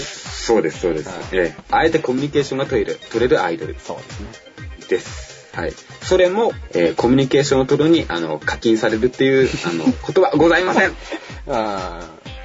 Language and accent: Japanese; Fukuoka, Japan; 私、あの、福岡の出身で